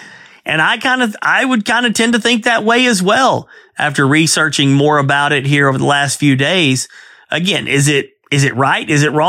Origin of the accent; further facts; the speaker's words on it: Southwest, United States; I grew up in the Southwest.